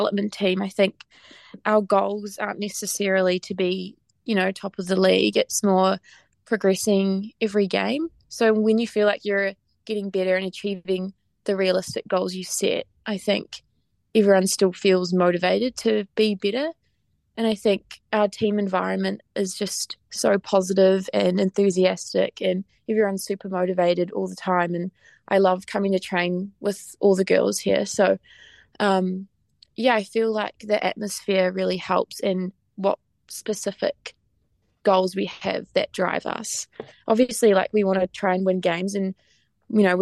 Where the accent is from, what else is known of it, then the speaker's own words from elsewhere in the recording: Taranaki, New Zealand; I'm from Taranaki, which is on the west coast of the North Island